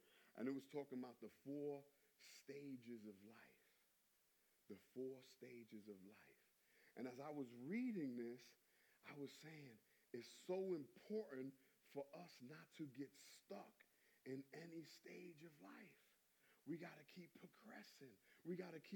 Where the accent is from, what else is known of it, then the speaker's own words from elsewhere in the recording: New York, United States; I come from New York